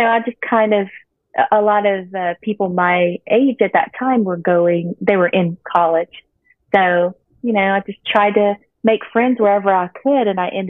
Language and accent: English; Mamou, Louisiana, United States; moved away as an adult; also born or lived in Welsh, Louisiana; now in Lake Charles, United States; I'm from Mamou. So whenever I moved to Lake Charles, I came here to go to massage school, like I said. And so I moved to Welsh. I have had family there